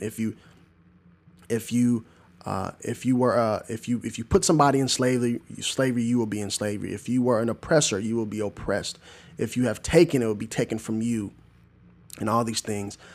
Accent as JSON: {"language": "English", "region": "Southern Illinois", "country": "United States", "tie": "born or raised there", "also_born_or_lived": "Arlington, Tennessee", "moved": "yes", "said": "in Southern Illinois, my hometown"}